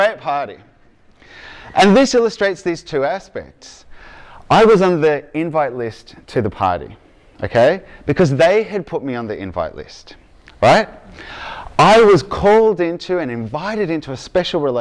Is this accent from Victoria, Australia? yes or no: yes; Victoria, Australia; accent: Aussie; from Victoria